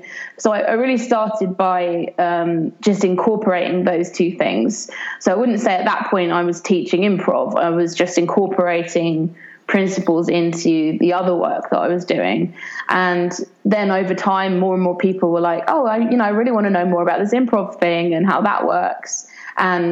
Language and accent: English; Brighton, South East England, United Kingdom; my hometown of Brighton in the UK